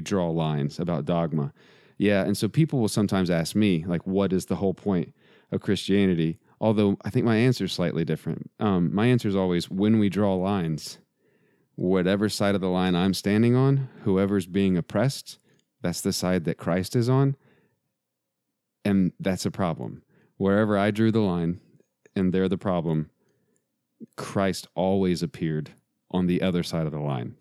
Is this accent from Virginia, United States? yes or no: no; Texas, United States; we're both from Texas